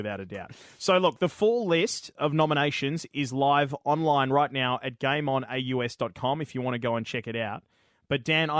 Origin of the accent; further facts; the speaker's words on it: Australia; I'm Australian